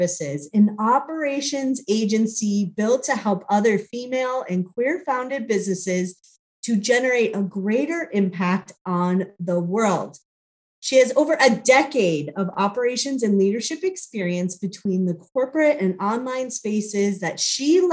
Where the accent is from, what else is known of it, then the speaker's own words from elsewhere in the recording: Chicago, Illinois, United States; now in Phoenix, United States; I grew up in Chicago